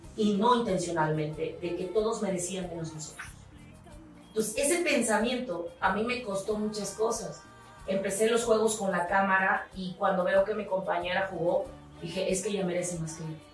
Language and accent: Spanish; Tantoyuca, Veracruz, Mexico; soy de un lugar muy chiquito que se llama la cruz Es tierra ganadera